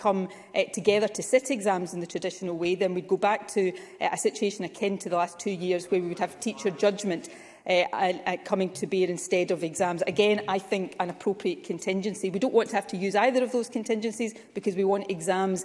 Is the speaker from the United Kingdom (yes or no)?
yes; North Ayrshire, Scotland, United Kingdom; I grew up in North Ayrshire, not too far from Hunterston B Power Station